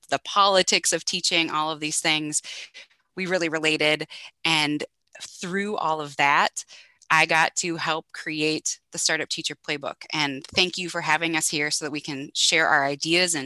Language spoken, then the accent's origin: English; North Dakota, United States; I grew up in North Dakota